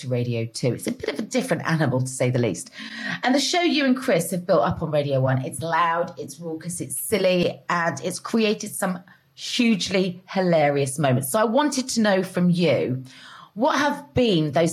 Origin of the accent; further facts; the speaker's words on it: Cheltenham, South West England, United Kingdom; I'm from Cheltenham